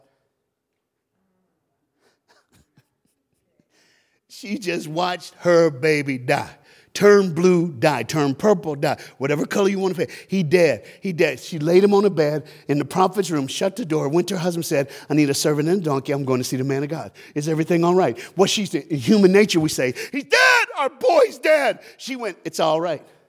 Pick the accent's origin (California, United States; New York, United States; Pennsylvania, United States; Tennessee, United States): Tennessee, United States; Knoxville; We grew up together in Knoxville, Tennessee